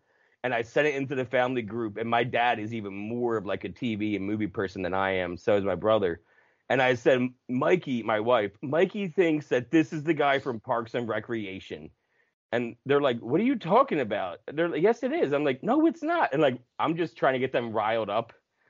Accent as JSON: {"language": "English", "region": "New Jersey", "country": "United States", "moved": "yes", "lives_now": "Bloomsburg, United States", "said": "I'm from South Jersey, right outside of Philly."}